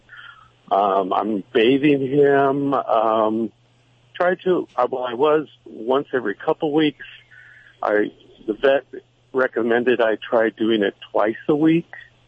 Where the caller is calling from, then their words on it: Westwood, California, United States; Well, I'm currently in Westwood.